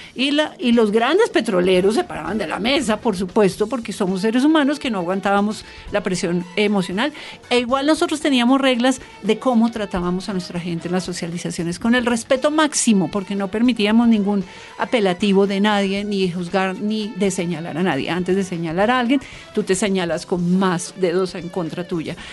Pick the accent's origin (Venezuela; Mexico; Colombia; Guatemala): Colombia; Bogotá; yo soy bogotana y hablo diferente